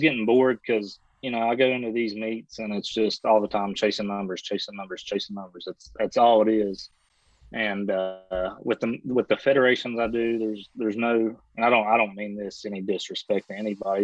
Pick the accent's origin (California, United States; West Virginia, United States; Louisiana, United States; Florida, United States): West Virginia, United States; I'm from West Virginia here